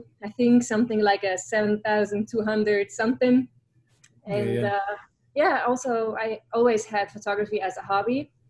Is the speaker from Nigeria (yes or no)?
no; Switzerland; moved away as an adult; now in United States; I'm originally from Switzerland. I grew up there, and I met Mike a little over 2 years ago now, and we just got married last November, and I moved here in October.